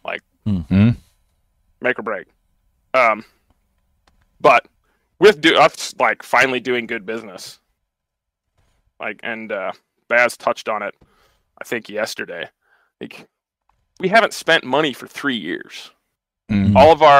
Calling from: South Dakota, United States; South Dakota.

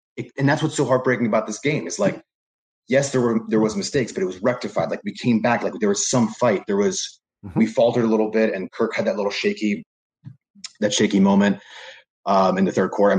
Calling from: New Jersey, United States; I'm coming in from Seton Hall University out of New Jersey.

